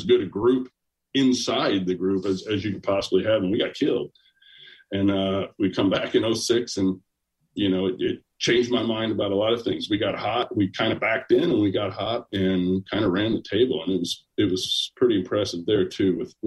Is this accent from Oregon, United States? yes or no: no; Jasper, Indiana, United States; I'm from Jasper, Indiana. I'm from Southern Indiana.